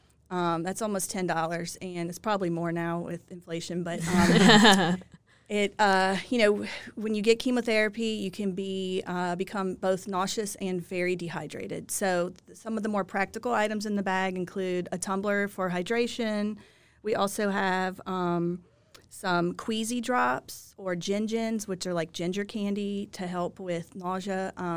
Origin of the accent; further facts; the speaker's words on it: Lafayette, Louisiana, United States; now in Baton Rouge, United States; Well, I grew up in Lafayette, but I've been in Baton Rouge since I finished law school in 2007.